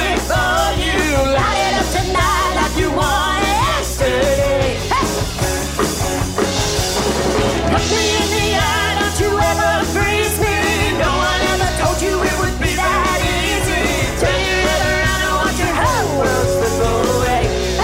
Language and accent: English; West Virginia, United States; moved away as an adult; now in Columbus, United States; I'm from West Virginia.